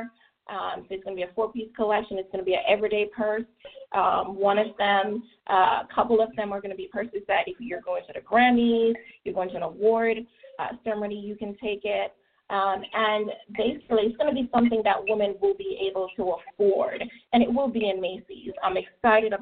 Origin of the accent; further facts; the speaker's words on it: Trelawny, Jamaica; moved away as an adult; now in United States; growing up in Jamaica was a great experience for me